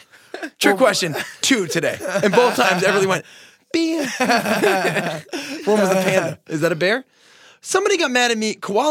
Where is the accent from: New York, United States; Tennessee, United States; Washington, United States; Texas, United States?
New York, United States; Long Island; I'm a guy from Long Island. Like, I look like a guy from Long Island